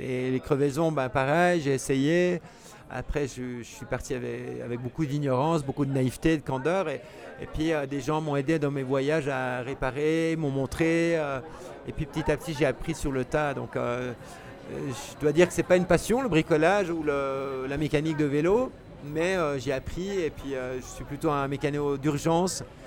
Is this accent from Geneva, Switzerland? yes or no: yes; Geneva basin, Switzerland; quand on est né dans le bassin genevois, on a des montagnes qui nous entourent